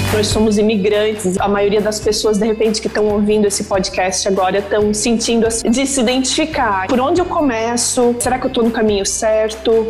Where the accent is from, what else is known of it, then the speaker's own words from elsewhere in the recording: Santa Catarina, Brazil; accent: southern; moved away as an adult; also born or lived in Virginia; now in New York, United States; Eu sou de Santa Catarina, como a Vivi falou. Nasci lá no interior, meus pais são, moram num sítio